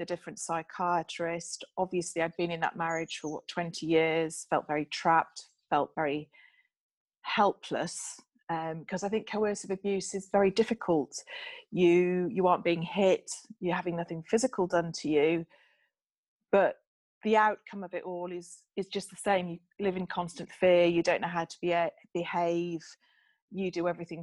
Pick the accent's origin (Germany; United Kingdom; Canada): United Kingdom; Bramhope, Yorkshire and the Humber; I grew up in Yorkshire in a small village called Bramhope.